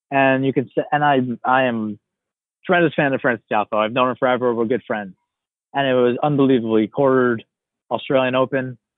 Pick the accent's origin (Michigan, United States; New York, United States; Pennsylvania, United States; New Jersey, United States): New York, United States; And oh wait, I'm from New York. I can go watch the US Open.